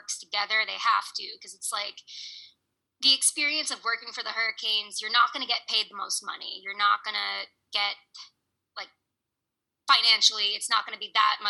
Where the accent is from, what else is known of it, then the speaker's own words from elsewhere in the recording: Boston, Massachusetts, United States; moved away as an adult; I grew up in Boston.